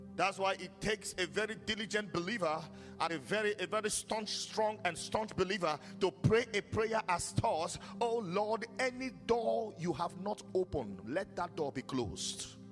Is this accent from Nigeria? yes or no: yes; Nigeria; my home country Nigeria